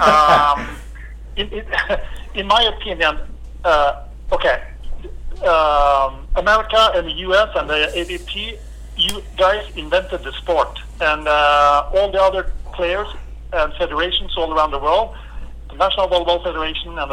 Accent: Norway; I'm from Norway

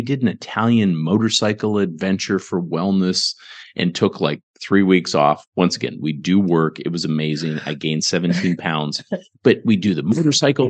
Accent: Ontario, Canada; now in Garland, United States; I grew up in Ontario, Canada, small town.

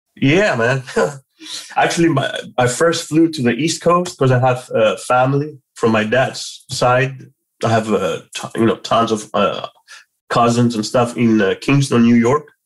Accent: Athens, Attica, Greece; moved away as an adult; I was born and raised in Athens

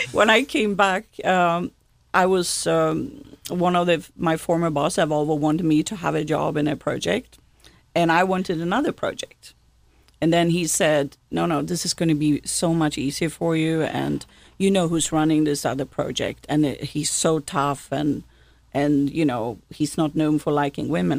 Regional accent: Gothenburg, Västra Götaland, Sweden; now in South Carolina, United States; I grew up in Sweden's second largest city, Gothenburg

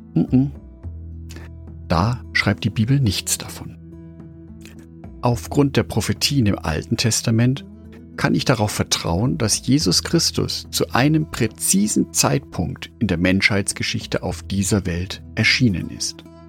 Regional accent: Nuremberg, Bavaria, Germany; in meiner Heimatstadt und Lebensmittelpunkt Nürnberg

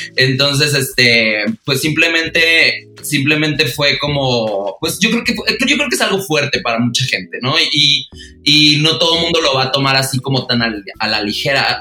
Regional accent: Los Mochis?, Sonora, Mexico; moved away as an adult; also born or lived in Monterrey; yo soy de Mocillos de Sonora. Me mudé a Monterrey

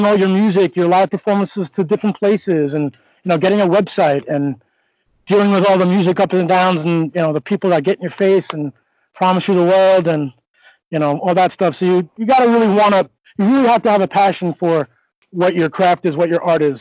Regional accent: Northport, New York, United States; I come from Northport, New York. I was an athlete my whole life

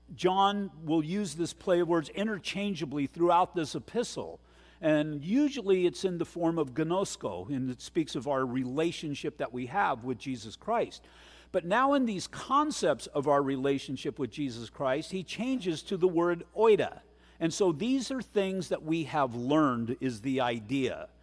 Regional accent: United States

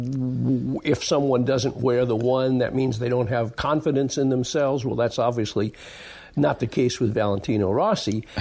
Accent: United States; I'm an American

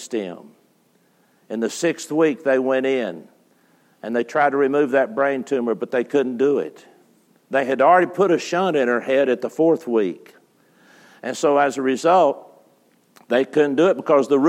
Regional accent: West Texas, United States; I grew up in West Texas at Sandy Land.

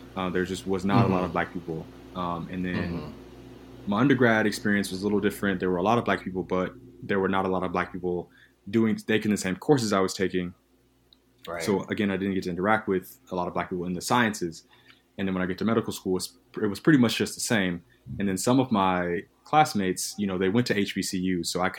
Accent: the South, United States; I grew up in the South.

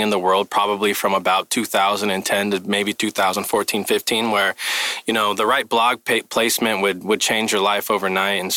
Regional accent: Mesa, Arizona, United States; I'm born and raised in Mesa

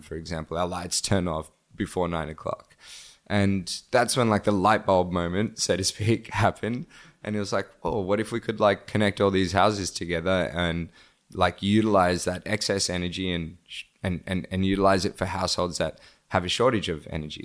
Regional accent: Australia; also born or lived in Bangladesh; now in Cambodia; I was born in, um, Bangladesh and I grew up in Australia

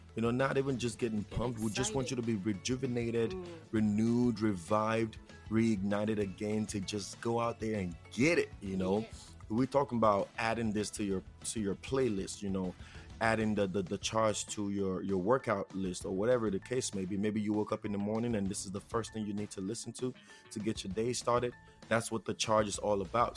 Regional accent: Nigeria; accent: Nigerian; now in United States; if you haven't heard it in my accent already, I am Nigerian

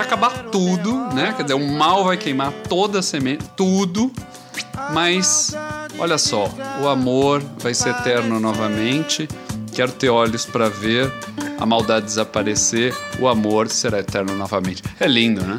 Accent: São Paulo, Brazil; Eu sou paulista

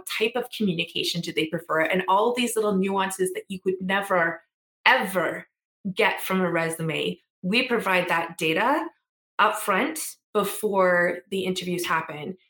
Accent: Treaty 6 and Treaty 8 territories, Alberta, Canada; also born or lived in Edmonton, Canada; I am proudly from Treaty 6 and Treaty 8 territories, and I currently live in Beaver Hills House, which is also known as Edmonton.

